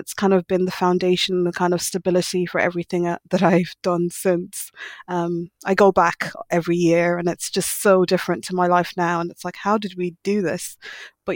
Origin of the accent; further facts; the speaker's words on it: Ennis, Munster, Ireland; moved away as an adult; also born or lived in Nigeria / Sligo / Milan; now in London, United Kingdom; So I'm Nigerian by birth, but I was raised in Ireland, in Ennis, County Clare, which is near Limerick City in the southwest of Ireland.